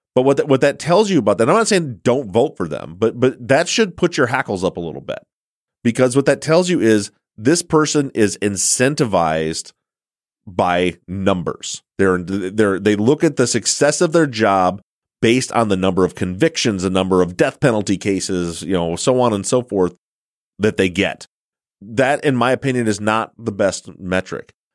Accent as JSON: {"language": "English", "region": "Michigan", "country": "United States", "tie": "born or raised there", "moved": "yes", "said": "my home state of Michigan"}